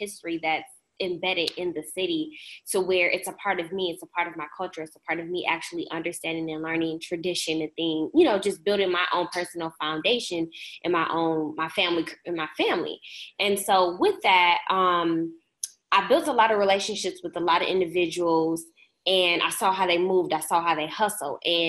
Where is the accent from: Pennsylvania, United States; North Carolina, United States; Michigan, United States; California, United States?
Michigan, United States; suburb of Detroit; now in Detroit, United States; So I'm not originally from Detroit. I'm originally from a suburb that's about 15 to 20 minutes outside of Detroit.